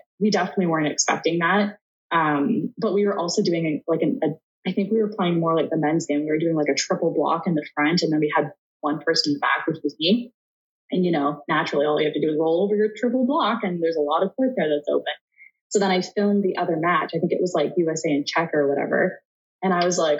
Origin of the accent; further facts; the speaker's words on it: Canada; being Canadian